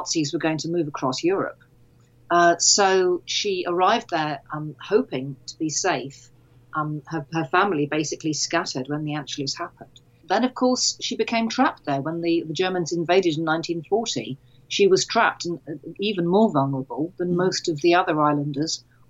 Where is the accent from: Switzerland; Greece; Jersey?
Jersey; moved away; growing up in Jersey